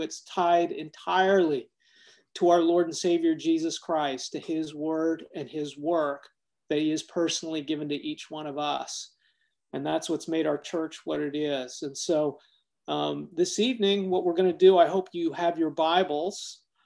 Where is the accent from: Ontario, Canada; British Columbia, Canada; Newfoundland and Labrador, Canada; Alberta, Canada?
Ontario, Canada; Toronto; when I was growing up in Toronto, Canada